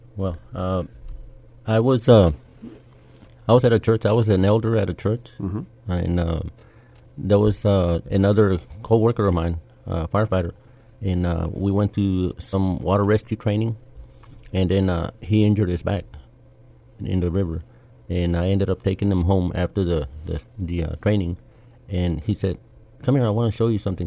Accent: San Antonio, Texas, United States; I was born and raised here in San Antonio

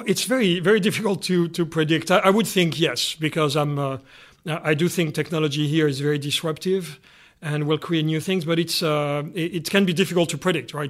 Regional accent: Canada; being Canadian here

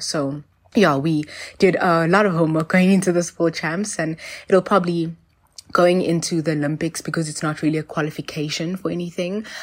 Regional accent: South Africa; also born or lived in Johannesburg; I'm a South African national gymnast

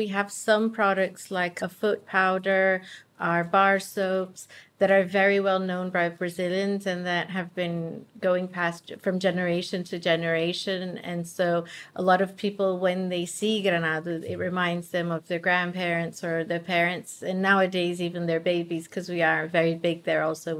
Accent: United Kingdom; Well, yes, my father and me as well, yeah. We're British.

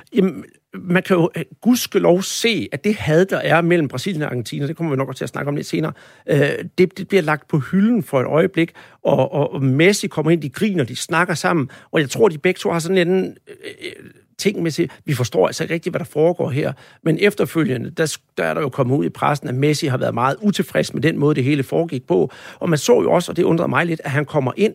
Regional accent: Denmark; jeg som dansker

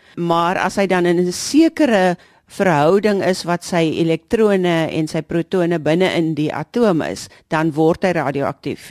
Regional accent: South Africa; ons as Suid-Afrikaners

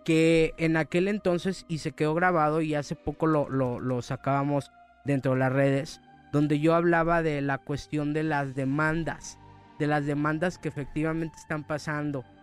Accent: Mexico; la cultura de, nosotros como mexicanos

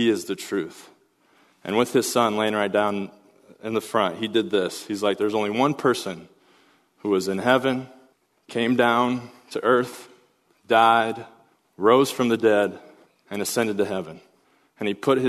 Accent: Pella, Iowa, United States; my hometown of Pella, Iowa

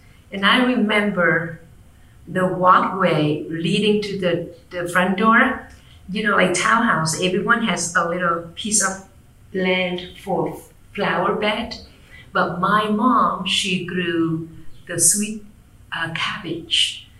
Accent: Vietnam; English is a second language; I was born and raised in Vietnam.

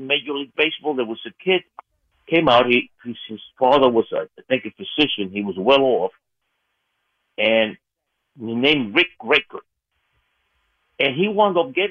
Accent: New York City, New York, United States; I grew up in Corona here when the Jets moved from the Polo Grounds

